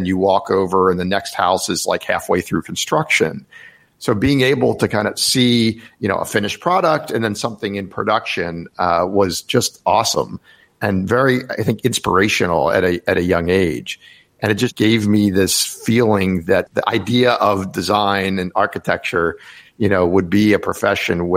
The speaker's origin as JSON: {"language": "English", "town": "Rockville", "region": "Maryland", "country": "United States", "tie": "born or raised there"}